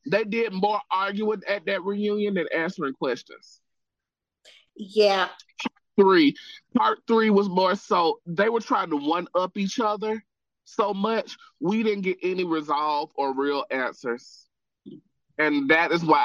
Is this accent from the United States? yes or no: yes; Utah, United States; Quite frankly, growing up in Utah, hey, you know what I mean?